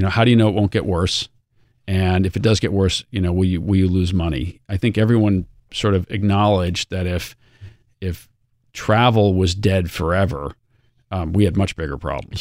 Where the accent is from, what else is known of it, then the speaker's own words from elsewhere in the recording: outside of Boston, Massachusetts, United States; I grew up outside of Boston and I was a Red Sox supporter